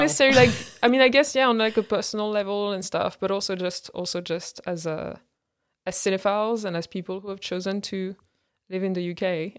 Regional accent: Clermont-Ferrand, Auvergne-Rhône-Alpes, France; born or raised there; English is a second language; moved away as an adult; now in London, United Kingdom

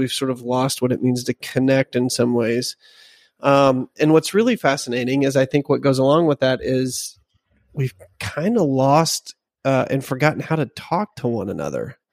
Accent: Arkansas, United States; I'm from Arkansas

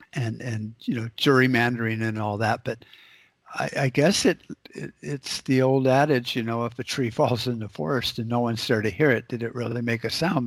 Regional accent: United States; as an American

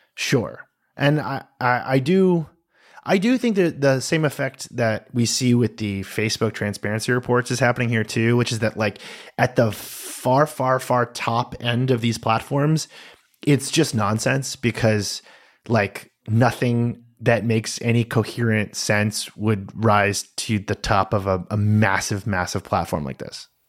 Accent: United States; as an American

